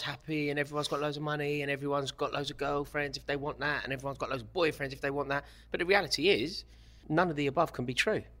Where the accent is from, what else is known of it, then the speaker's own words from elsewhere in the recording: London, United Kingdom; life growing up in Stratford without a father and growing up in Kilburn without a father